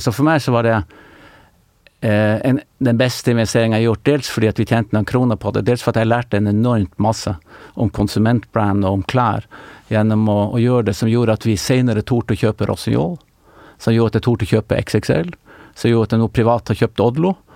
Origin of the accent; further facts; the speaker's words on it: Tromsø, Troms, Norway; moved away as an adult; also born or lived in Oslo; da jeg vokste opp i Tromsø